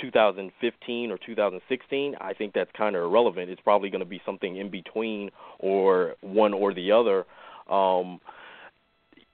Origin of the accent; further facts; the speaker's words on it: South Florida, United States; I'm from South Florida